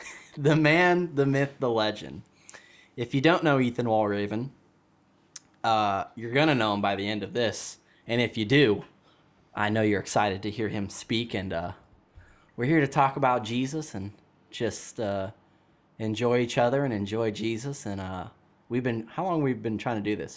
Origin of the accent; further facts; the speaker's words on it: Dallas, Georgia, United States; now in Wisconsin, United States; I'm from Dallas, Georgia as well